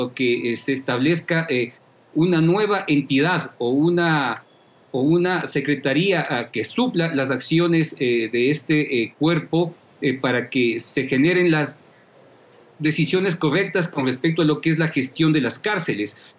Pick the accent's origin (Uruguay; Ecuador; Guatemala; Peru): Ecuador; nos vamos a ver abocados como, como ecuatorianos